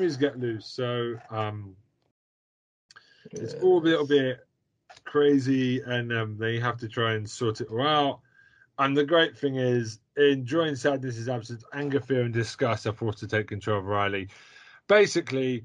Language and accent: English; United Kingdom; as a British person